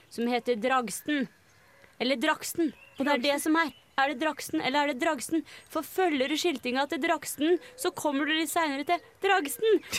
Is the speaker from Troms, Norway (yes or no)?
no; Oslo, Norway; Jeg er fra Oppsal, vet du.